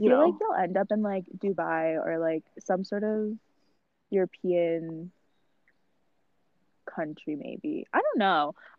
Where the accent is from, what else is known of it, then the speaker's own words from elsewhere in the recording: New Westminster, British Columbia, Canada; I was raised in Queensboro